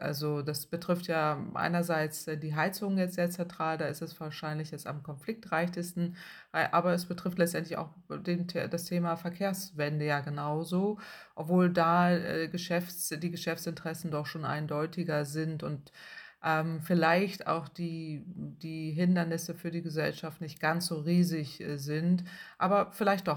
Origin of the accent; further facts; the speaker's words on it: Northern Germany, Germany; Ich komme aus dem Norden Deutschlands